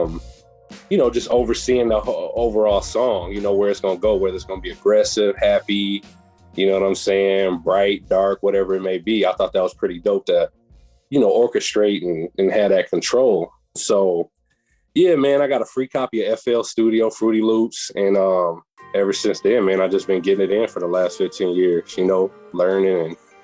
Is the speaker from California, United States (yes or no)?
no; Beloit, Wisconsin, United States; I'm from Beloit, Wisconsin, southern Wisconsin.